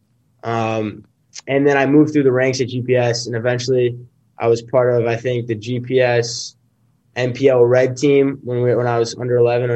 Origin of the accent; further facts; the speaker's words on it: Boston, Massachusetts, United States; also born or lived in New York; I was born in New York, actually, but my parents moved when I was 5 months old to Boston, and I've been growing up here ever